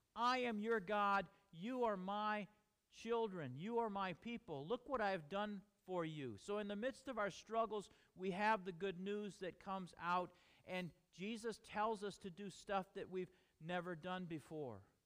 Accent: United States; We are American

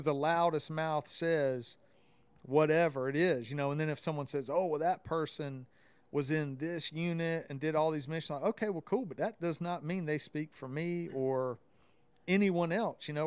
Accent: the South, United States; I grew up in the South. I don't know if everybody knew that, but just hearing my accent, like I grew up in the South

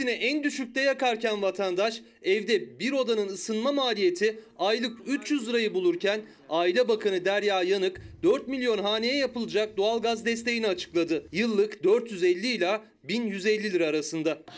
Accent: Karayazı, Erzurum, Turkey; Karayazılıyım. Ya orası 3 ay yaz, 3 ay ayaz geri kalan hep bembeyaz. Bir de oranın soğuğu çok serttir.

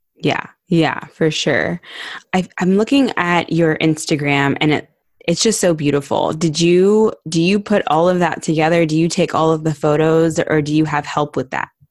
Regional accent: Barton Creek, Texas, United States; I grew up in Barton Creek

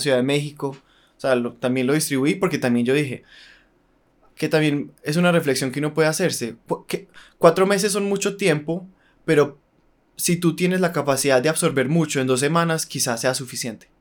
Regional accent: Colombia; moved away as an adult; uno como colombiano

